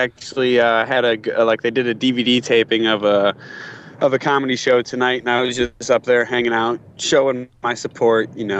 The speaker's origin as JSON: {"language": "English", "area": "near Fremont", "region": "Ohio", "country": "United States", "tie": "born or raised there", "said": "Charles Woodson is from like 15 minutes from my hometown. He played in Fremont, Ohio."}